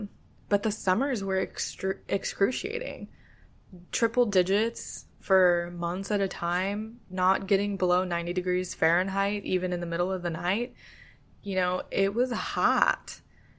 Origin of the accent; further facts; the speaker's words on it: California, United States; now in Florida, United States; Growing up in California, it's like, you know, I know that's stolen land for sure